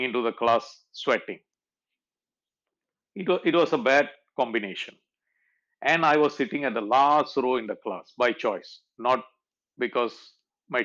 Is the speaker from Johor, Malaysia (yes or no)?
yes; Kluang, Johor, Malaysia; my hometown and my secondary school. See, I went through Tunkumamut school all the way up to standard 6 and moved on to the high school of Kluang.